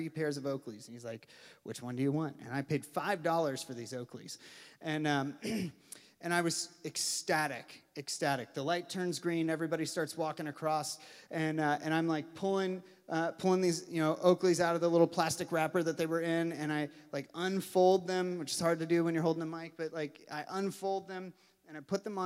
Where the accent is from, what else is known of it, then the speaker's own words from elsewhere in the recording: Louisville, Kentucky, United States; I grew up in Louisville, Kentucky